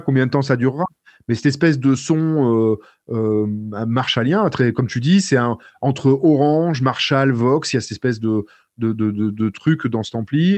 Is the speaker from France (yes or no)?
yes; France; je suis français